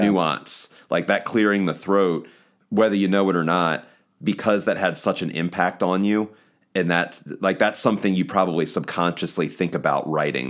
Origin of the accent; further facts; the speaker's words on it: eastern shore of Maryland, United States; moved away as an adult; now in Baltimore, United States; from the eastern shore of Maryland, but I live in Baltimore, Maryland